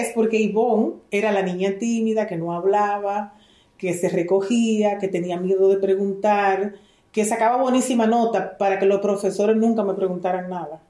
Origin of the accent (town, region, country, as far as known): Dominican Republic; also born or lived in Israel